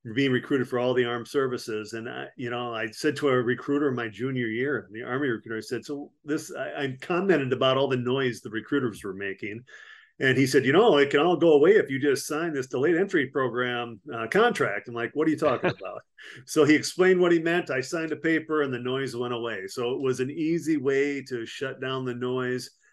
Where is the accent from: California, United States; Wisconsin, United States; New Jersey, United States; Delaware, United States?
Wisconsin, United States; Platteville; moved away as an adult; also born or lived in Frankfurt, Germany / Panama / Fort Devens, Massachusetts; I'm from Platteville, Wisconsin originally